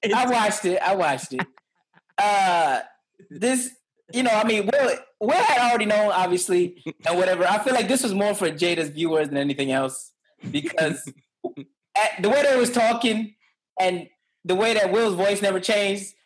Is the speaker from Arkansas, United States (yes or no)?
no; New York City, New York, United States; growing up in the Bronx, we went to high school in uh, in in the up, uptown Bronx